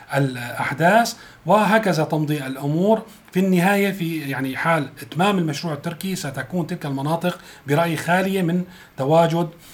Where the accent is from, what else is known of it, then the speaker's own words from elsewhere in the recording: Syria; نحن كسوريين